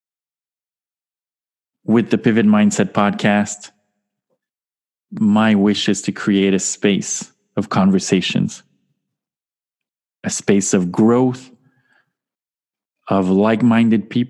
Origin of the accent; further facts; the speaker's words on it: Canada; accent: French-Canadian; now in Montreal, Canada; as you can hear from my charming accent and my name, I am a French-Canadian soul